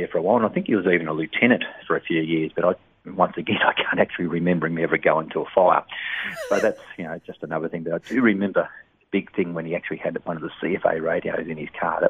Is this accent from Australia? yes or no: yes; Pakenham, Victoria, Australia; also born or lived in Nar Nar Goon, Victoria; I was born in Pakenham. We grew up in where the Pakenham swimming pool is now, if anybody ever knows Pakenham. We had a little farm there